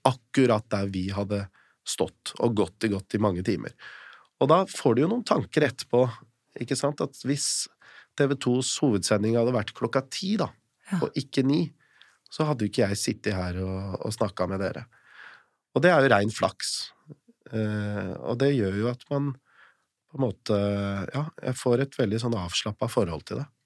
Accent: Eastern Norway, Norway; jeg er født og oppvokst på Østlandet

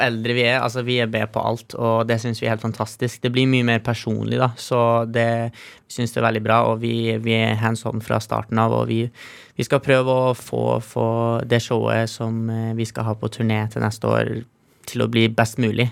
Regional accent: Trofors, Nordland, Norway; vi er hjemme på Trofors

